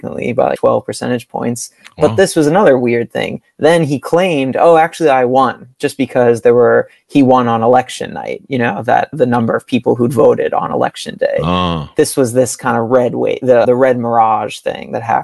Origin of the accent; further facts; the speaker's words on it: New York City, New York, United States; I grew up in Brooklyn, born and raised, still live here